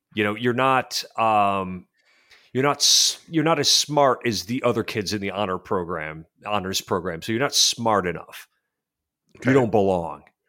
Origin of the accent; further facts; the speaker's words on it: Western New York, United States; I'm from Western New York